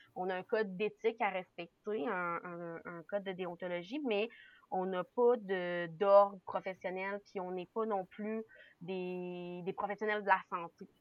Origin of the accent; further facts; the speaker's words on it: Quebec City, Quebec, Canada; now in Centre-du-Québec, Canada; je viens de Québec. Je suis née à Québec, euh, euh, la ville de Québec. Mais, mais j'habite présentement là, au centre du Québec